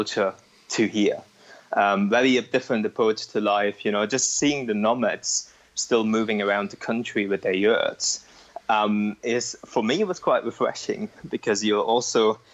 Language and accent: English; East Germany, Germany; moved away as an adult; now in Edinburgh, United Kingdom; I grew up in East Germany and I speak Russian, not great any longer.